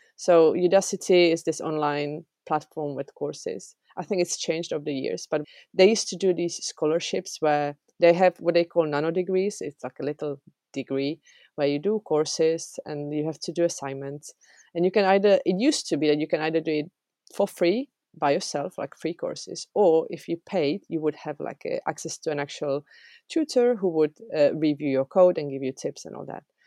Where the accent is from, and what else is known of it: Czechia; English is a second language; moved away as an adult; also born or lived in England